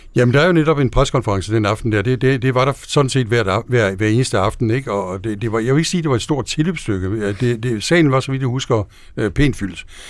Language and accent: Danish; Denmark; also born or lived in Washington, D.C.; jeg er dansker